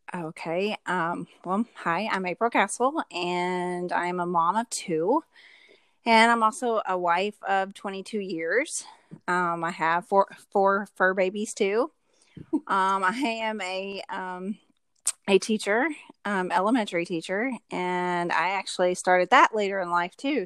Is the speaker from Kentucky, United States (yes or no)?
yes; Louisville, Kentucky, United States; I'm actually from Louisville, Kentucky.